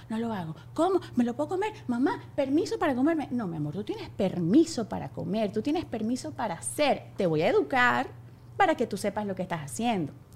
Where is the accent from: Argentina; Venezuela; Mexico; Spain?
Venezuela; soy demasiado mamá venezolana